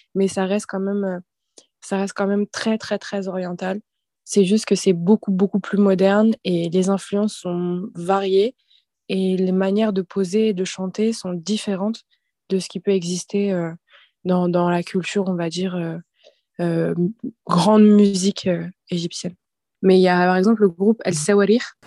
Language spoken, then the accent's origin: French; Saint-Denis, Île-de-France, France; Je suis dionysienne, donc je viens de Saint-Denis